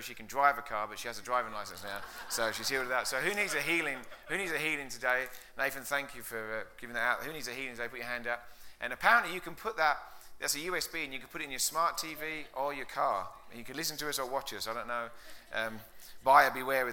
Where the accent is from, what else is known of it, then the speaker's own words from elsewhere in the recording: England, United Kingdom; moved away as an adult; now in United States; you can tell my accent isn't from Colorado. It's from out east. I'm way out east, about 6,000 miles out east from England. Came over 10 years ago.